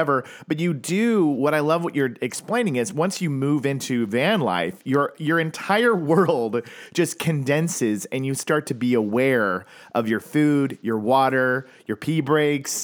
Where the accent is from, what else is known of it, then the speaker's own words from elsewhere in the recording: Oklahoma, United States; moved away; I grew up in Oklahoma. That's where I'm from originally.